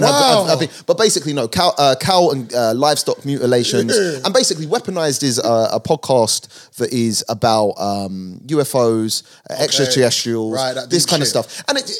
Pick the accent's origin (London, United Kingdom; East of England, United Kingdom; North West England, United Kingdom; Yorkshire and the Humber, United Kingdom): London, United Kingdom; So, Northwest London, originally. More inner when I was younger, but moved out to Harrow and basically spent my childhood up to adulthood in Harrow, Northwest London, Rainers Lane, to be precise.